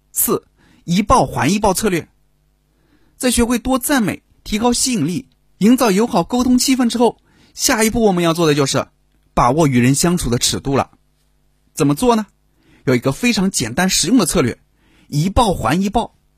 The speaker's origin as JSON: {"language": "Chinese", "country": "China", "said": "我们中国人"}